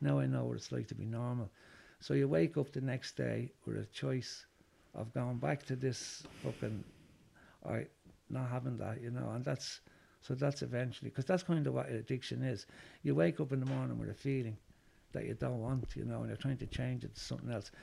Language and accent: English; Dublin, Leinster, Ireland; also born or lived in Cabra, Dublin; I was born in Finglas. Well, I was born in Cabra, and um, I moved to Finglas when I was six months old. So I was reared more or less in, in Finglas.